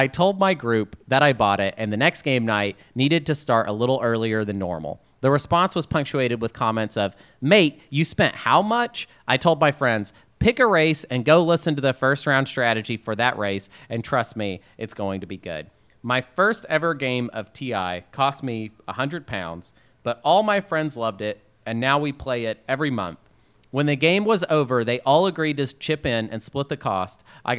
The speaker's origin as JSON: {"language": "English", "town": "Pine Bluff", "region": "Arkansas", "country": "United States", "tie": "born there", "said": "I was born in Jefferson County Hospital in Pine Bluff, Arkansas"}